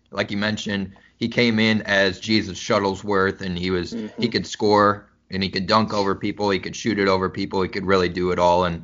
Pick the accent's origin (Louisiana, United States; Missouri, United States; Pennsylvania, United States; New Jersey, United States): Missouri, United States; also born or lived in Kansas; I I'm from Missouri and Kansas. I've lived